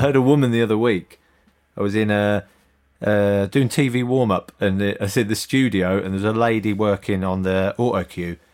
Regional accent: Northamptonshire, East Midlands, United Kingdom; I grew up in Northamptonshire.

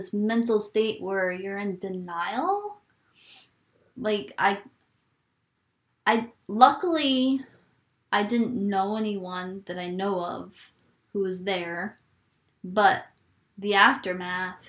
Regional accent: New York City, New York, United States; now in Maine, United States; I grew up in New York City

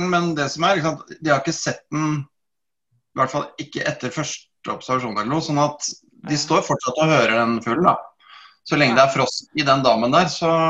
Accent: Bærum, Akershus, Norway; now in Tønsberg, Norway; jeg er fra Bærum og bor i Tønsberg.

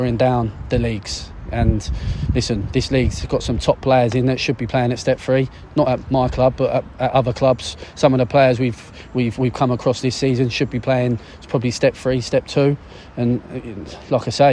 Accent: Deal, South East England, United Kingdom; I grew up in Deal. I was only I was a Kent lad

